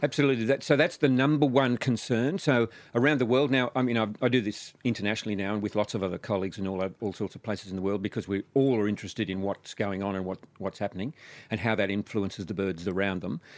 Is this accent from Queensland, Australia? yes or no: no; New South Wales, Australia; my hometown in New South Wales